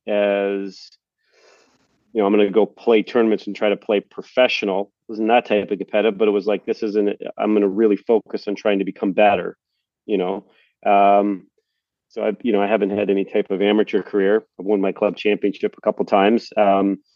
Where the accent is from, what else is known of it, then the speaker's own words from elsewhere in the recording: Prince Edward Island, Canada; growing up in Prince Edward Island in Canada